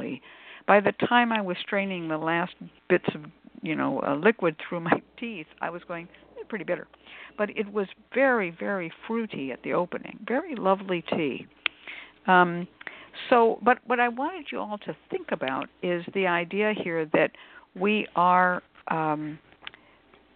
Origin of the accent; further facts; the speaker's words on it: California, United States; I come from California.